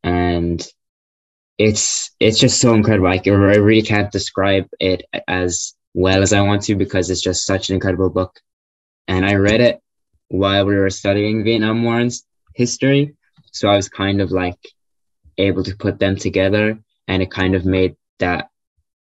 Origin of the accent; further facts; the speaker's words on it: Ireland; I'm Irish, lived in Ireland my whole life